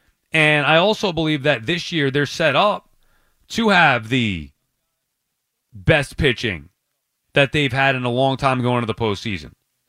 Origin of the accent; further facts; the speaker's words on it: Long Island, New York, United States; I'm from Long Island.